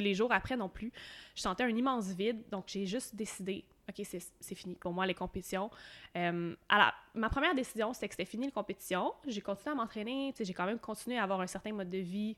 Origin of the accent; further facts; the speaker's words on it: Quebec, Canada; à partir de mi-2018, je suis partie du Québec